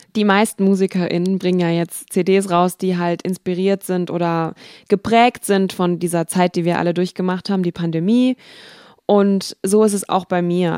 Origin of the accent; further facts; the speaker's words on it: Wiesbaden, Hesse, Germany; denn ich komme ja aus Wiesbaden